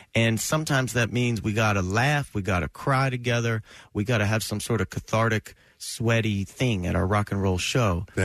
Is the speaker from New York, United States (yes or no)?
no; New Jersey, United States; I grew up in New Jersey in the 80s